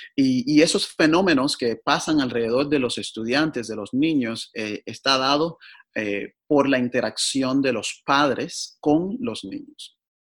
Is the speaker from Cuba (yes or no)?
yes; Cuba; moved away as an adult; now in Portland, United States; nací en Cuba